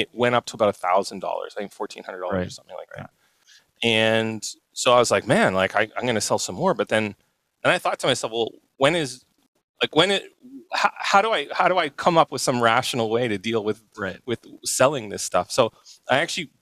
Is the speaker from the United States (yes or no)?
no; Canada; I grew up in Canada